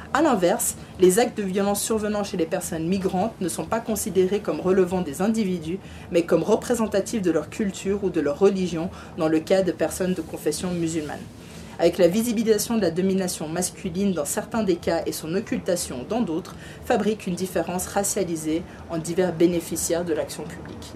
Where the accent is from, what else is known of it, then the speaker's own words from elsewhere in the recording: Riviera, Vaud, Switzerland; elle est de ma région, on est de la Riviera